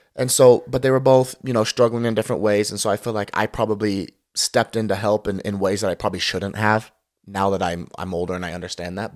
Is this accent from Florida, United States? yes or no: no; Lehi, Utah, United States; moved away as an adult; also born or lived in Martinez, California / Las Vegas, Nevada; I'm from Lehigh, Utah. Grew up in Lehigh, Utah